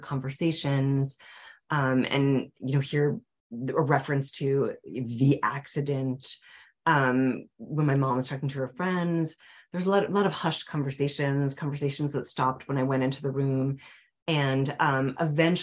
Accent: Nyack, New York, United States; now in Cambridge, United States; my hometown, which is Nyack, New York, in the Hudson River Valley

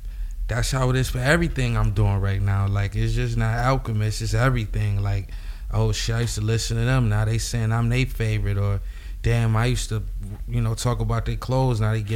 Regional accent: Buffalo, New York, United States; Buffalo, man.

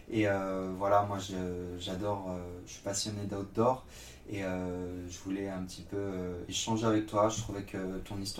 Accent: Nantes, Pays de la Loire, France; also born or lived in Yorkshire; je suis originaire de Nantes, Ok. dans l'Ouest.

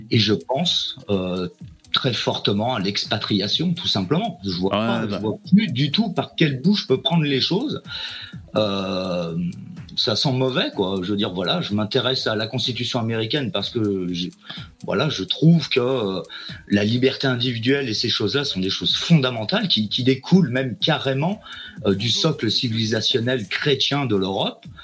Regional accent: France; moi, je suis un Français qui a été fortement américanisé par la culture américaine.

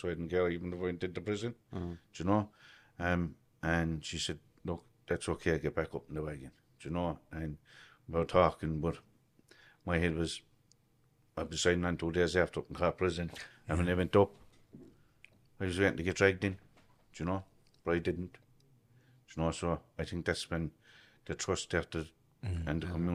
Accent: Cork, Munster, Ireland; I grew up in Achnaheeny, the north side

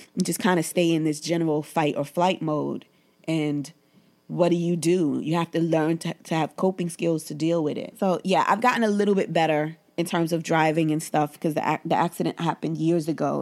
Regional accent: New York City, New York, United States; I grew up in Bed-Stuy in the 80s and 90s.

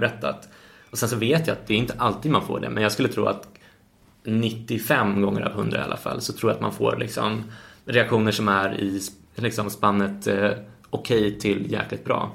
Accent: Sweden; Och som svensk är man ju uppfostrad

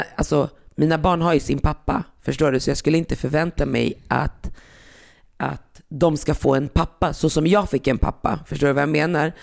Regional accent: Västerås, Västmanland, Sweden; när jag växte upp på, i Västerås

